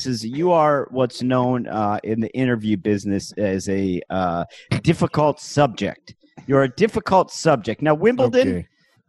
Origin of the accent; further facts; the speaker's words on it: Cleveland, Ohio, United States; now in New York City, United States; I'm from a place called Cleveland, Ohio. I currently live in New York City, which is in the state of New York. Mm-hmm. Both of these are in the country of the United States of America.